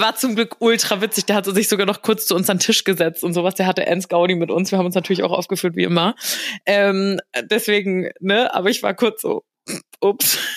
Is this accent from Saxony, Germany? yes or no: no; near Frankfurt, Hesse, Germany; Ist ja nur in der Nähe von Frankfurt